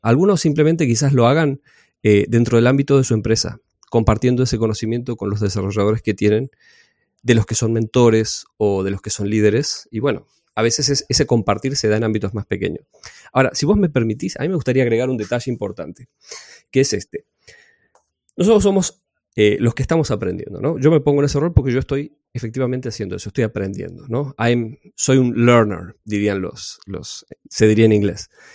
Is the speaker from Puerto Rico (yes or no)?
no; Argentina; also born or lived in Necochea, Buenos Aires Province; yo soy de Argentina. Vivo en una ciudad de la costa que se llama Necochea